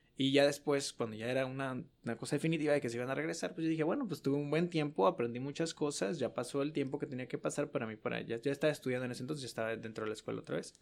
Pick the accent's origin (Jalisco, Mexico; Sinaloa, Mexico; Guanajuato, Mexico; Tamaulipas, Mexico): Jalisco, Mexico; Guadalajara; moved away as an adult; now in El Paso, United States; soy de Guadalajara